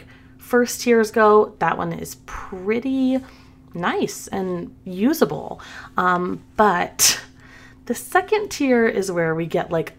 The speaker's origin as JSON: {"language": "English", "region": "the South", "country": "United States", "said": "I'm from the South. We say pen and pen."}